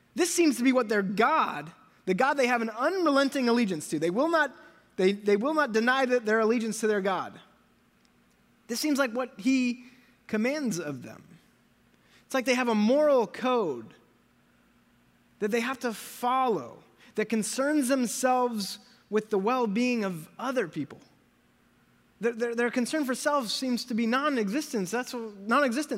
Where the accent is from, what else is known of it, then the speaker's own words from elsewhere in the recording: United States; I am American